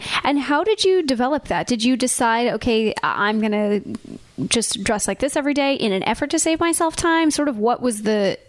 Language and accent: English; Laguna Beach, California, United States; I grew up in Laguna. I went to UCLA.